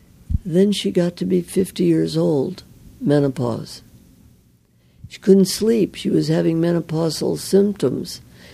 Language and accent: English; Midwest, United States; I was from the Midwest.